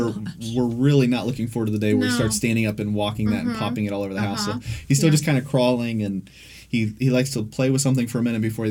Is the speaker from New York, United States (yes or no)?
no; Hebron, Ohio, United States; also born or lived in Franklin County, Ohio; Yeah, so I grew up in Licking County, so just about 40, 45 minutes east of Columbus in Hebron, Ohio. So kind of Hebron-Buckeye Lake area. I grew up there and went to Lakewood High School out there, a small kind of farm town.